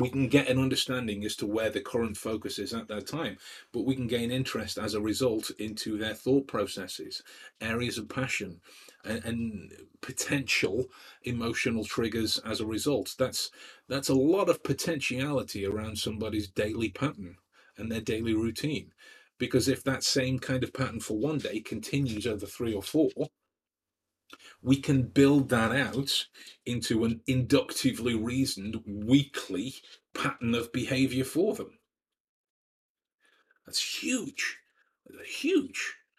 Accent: Stoke-on-Trent, West Midlands, United Kingdom; you'll know that I'm from the Midlands, from Stoke-on-Trent. And this is not to belittle anyone that is from Stoke-on-Trent, but I don't like the way the accent sounds. So I've taken great pains to try and change my voice, right?

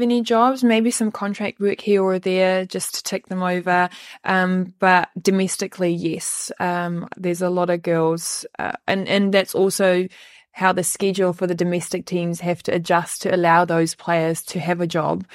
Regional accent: Western Cape, South Africa; moved away as an adult; now in New Zealand; I usually just say Cape Town

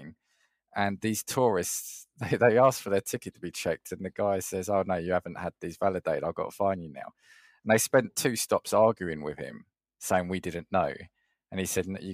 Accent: England, United Kingdom; even if I'm speaking Italian with my accent, they know I'm English

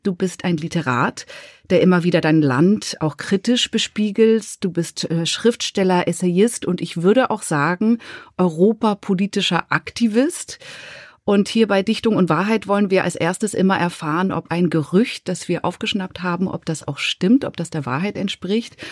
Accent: Switzerland; ich als Schweizerin

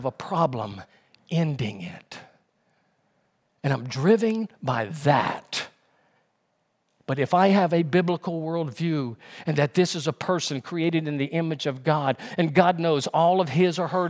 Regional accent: Louisiana, United States; now in North Carolina, United States; my home state of Louisiana. That's why I moved out and moved to North Carolina

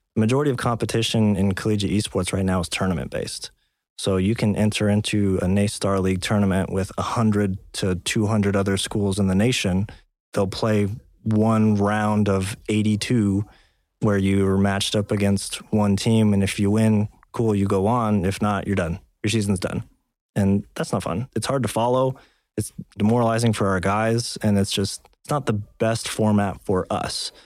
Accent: Texas, United States; moved away as an adult; now in South Dakota, United States; I grew up in Texas

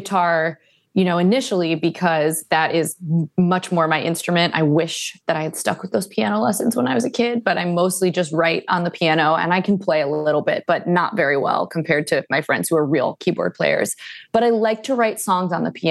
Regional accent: Cleveland, Ohio, United States; now in Los Angeles, United States; I'm from Cleveland, Ohio

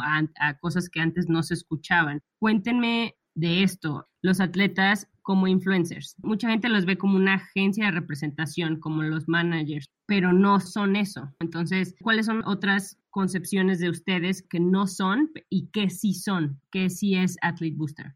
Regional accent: León, Guanajuato, Mexico; also born or lived in Monterrey; somos las dos de León

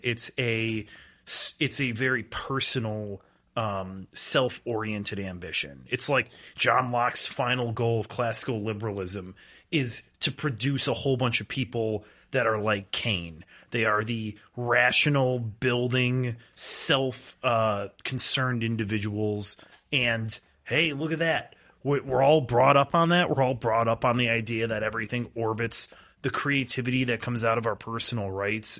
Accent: Cary, Illinois, United States; I grew up in Cary, so I shouldn't really, it was like ninety-seven percent white

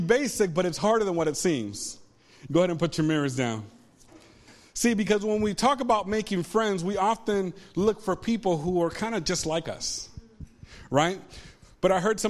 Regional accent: Ponce, Puerto Rico; moved away; I grew up in Puerto Rico

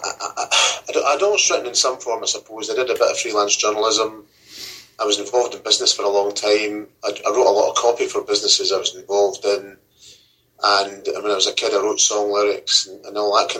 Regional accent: Campbeltown, Scotland, United Kingdom; moved away as an adult; when you come from a place like Campbelltown and you go to, say, Glasgow or any urban area or anywhere in the Central Belt, is that it's different. Because if you walk down the street in Campbelltown, everybody knows who you are. Everyone knows who your granny was

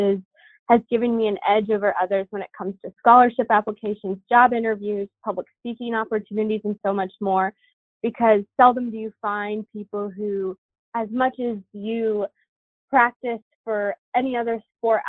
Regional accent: Duncan, Nebraska, United States; also born or lived in Columbus, Nebraska / Wayne, Nebraska; I grew up in Duncan, but I went to school in Columbus, Nebraska

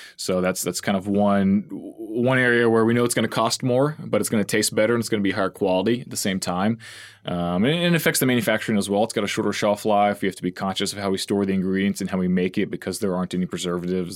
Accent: La Grange, Texas, United States; moved away as an adult; also born or lived in College Station, Texas / Austin, Texas / New York City; now in San Antonio, United States; I grew up originally in LaGrange, so it's a little small town, uh, or kind of in between here and Houston

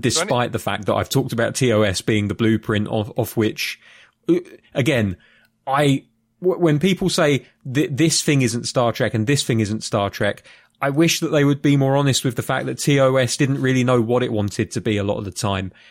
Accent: United Kingdom; I'm a Brit

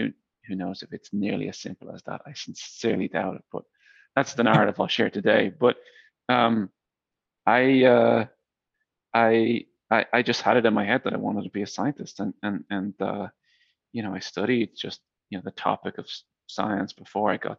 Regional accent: Dublin, Leinster, Ireland; moved away as an adult; also born or lived in Silicon Valley, United States; So I grew up in Dublin, Ireland, where I am right now

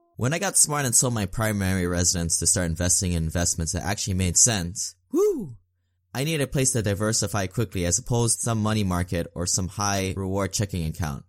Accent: Hawaii, United States; moved away as an adult; also born or lived in US mainland; As a teenager growing up on a small island in the middle Pacific, I was pre-programmed to go to college on the mainland because of the cost of living in Hawaii was too high

